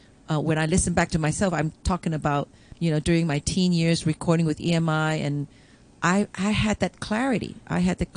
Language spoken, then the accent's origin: English; Hong Kong; now in Toronto, Canada; growing up in Hong Kong